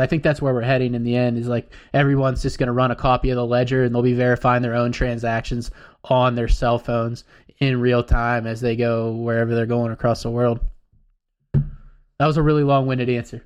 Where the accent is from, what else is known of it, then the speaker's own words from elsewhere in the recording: United States; us as Americans, I'm an American